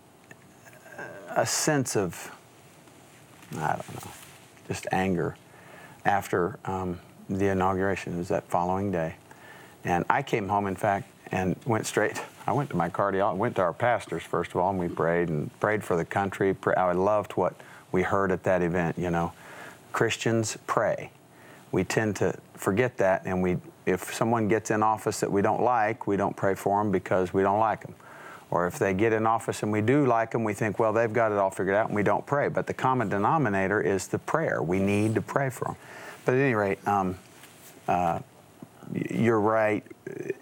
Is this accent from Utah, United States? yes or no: no; West Texas and New Mexico, United States; growing up in West Texas and New Mexico